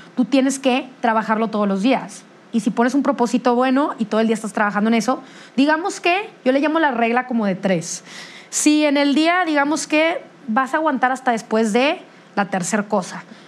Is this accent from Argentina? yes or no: no; Monterrey, Nuevo León, Mexico; somos de Monterrey